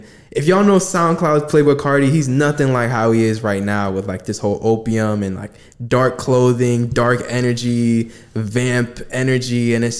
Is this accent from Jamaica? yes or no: yes; Jamaica; I'm Jamaican.